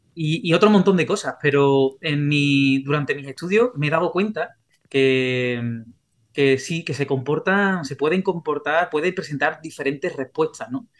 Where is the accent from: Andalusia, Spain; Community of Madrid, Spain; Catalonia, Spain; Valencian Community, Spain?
Andalusia, Spain; Sanlúcar de Barrameda; yo soy de San Lucas de Barrameda.